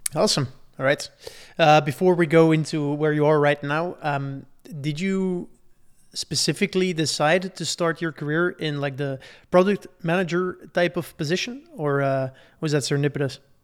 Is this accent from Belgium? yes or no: yes; Belgium; I'm from Belgium